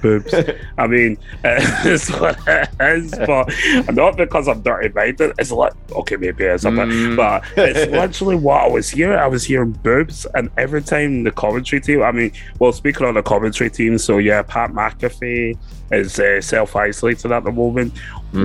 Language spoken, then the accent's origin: English; Scotland, United Kingdom; we're from Scotland